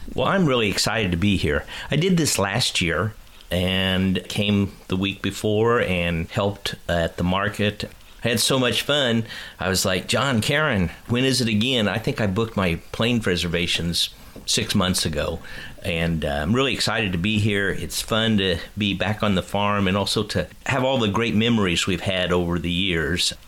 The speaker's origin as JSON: {"language": "English", "town": "Kansas City", "country": "United States", "tie": "born or raised there", "said": "I grew up in Kansas City"}